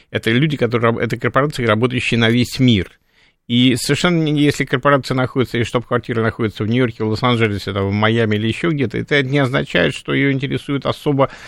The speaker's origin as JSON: {"language": "Russian", "region": "Saint Petersburg", "country": "Russia", "said": "Я питерский, Ленинградец, да, питерский"}